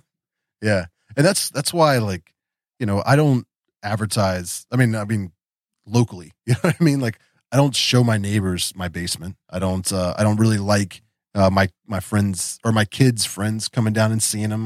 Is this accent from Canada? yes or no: no; West Virginia, United States; also born or lived in Florida; I grew up here in West Virginia